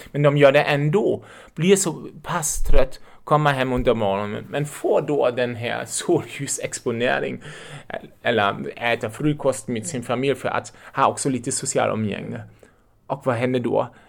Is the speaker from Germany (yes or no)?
yes; Germany; accent: German; Swedish is a second language; moved away as an adult; also born or lived in Lübeck, Germany; now in Uppsala, Sweden; Jag är en tysk och därför låter jag som jag låter